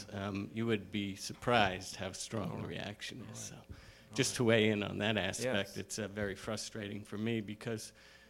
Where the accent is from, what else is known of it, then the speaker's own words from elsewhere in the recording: New York City, New York, United States; I was born in New York City